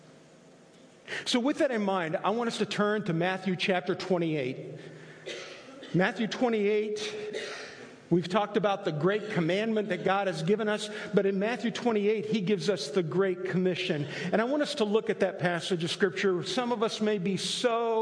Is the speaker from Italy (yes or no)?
yes; Italy; moved away; I grew up in Italy